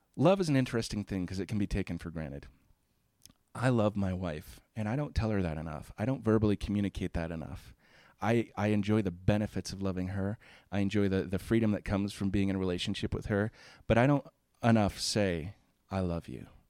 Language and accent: English; Florida, United States; I grew up in Florida